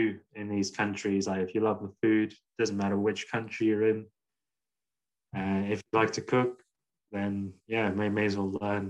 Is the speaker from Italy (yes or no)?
no; England, United Kingdom; now in Scotland, United Kingdom; I grew up in England